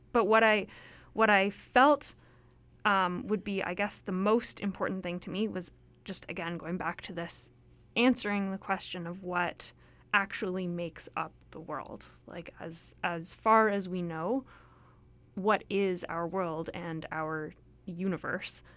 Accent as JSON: {"language": "English", "town": "Toronto", "region": "Ontario", "country": "Canada", "tie": "born or raised there", "also_born_or_lived": "Hamilton / Alberta", "moved": "as an adult", "lives_now": "Vancouver, Canada", "said": "I grew up in Toronto"}